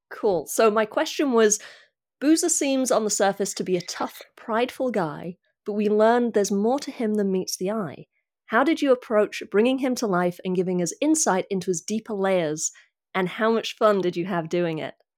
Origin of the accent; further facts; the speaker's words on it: United Kingdom; I'm British